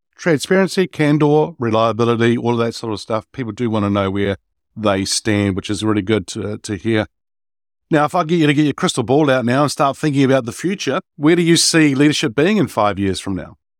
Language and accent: English; New Zealand; I'm Kiwi, uh, New Zealander